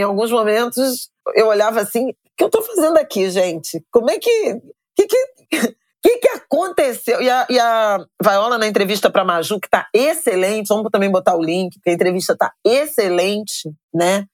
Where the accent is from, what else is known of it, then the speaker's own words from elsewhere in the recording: Irajá, Rio de Janeiro, Brazil; Eu saí de Irajá